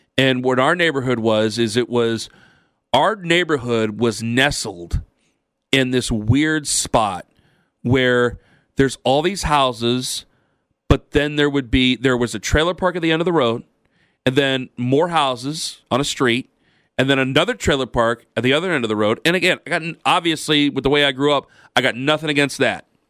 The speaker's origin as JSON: {"language": "English", "town": "Perry", "country": "United States", "tie": "born or raised there", "moved": "yes", "said": "when I was a kid, in Maslin, now I'm from Perry, but it's next to Maslin"}